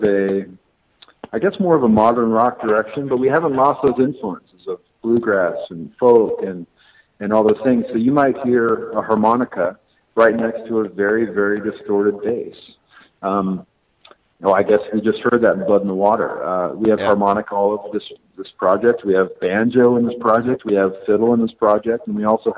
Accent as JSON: {"language": "English", "town": "Seattle", "region": "Washington", "country": "United States", "tie": "born or raised there", "said": "I grew up actually DJing around Seattle"}